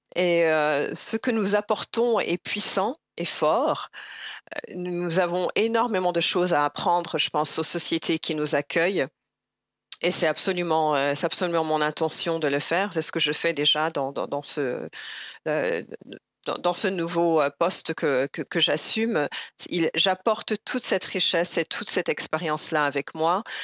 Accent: Burundi; now in Canada; je suis burundaise avec mon passeport ou pas, je suis burundaise que l'État burundais le, reconnaisse ou pas

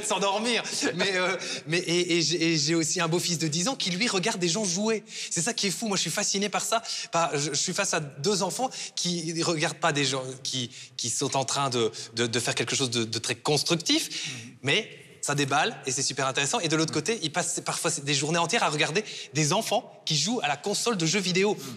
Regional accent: Belgium; chez nous en Fédération Wallonie-Bruxelles

